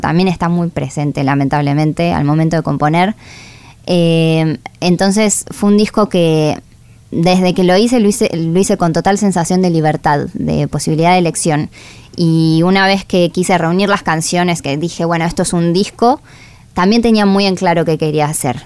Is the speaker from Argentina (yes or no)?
yes; La Plata, Buenos Aires Province, Argentina; nací en La Plata em, y crecí envuelta en todo eso